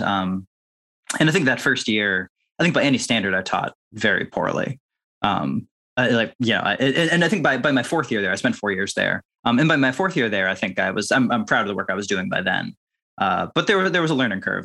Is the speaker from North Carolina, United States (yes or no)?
no; Winchester, Massachusetts, United States; So Winchester, Massachusetts is like a, you know, wealthy suburb of Boston